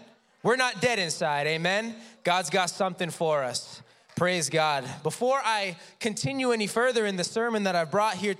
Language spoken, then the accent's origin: English; Massachusetts, United States; I'm a New England boy. I'm from Massachusetts.